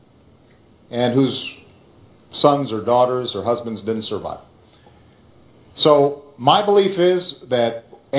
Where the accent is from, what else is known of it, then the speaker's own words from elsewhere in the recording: Chicago, Illinois, United States; my hometown of Chicago